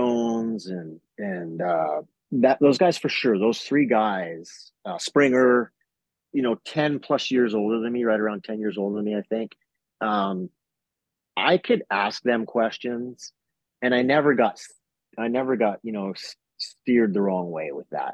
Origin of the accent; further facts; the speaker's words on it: Canada; the Canadian guy